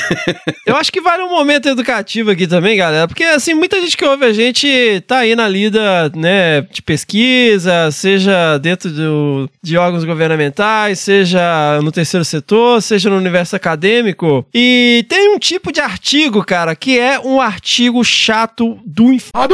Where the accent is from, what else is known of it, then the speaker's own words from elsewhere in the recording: interior of Minas Gerais, Brazil; lá no interior de Minas, onde eu cresci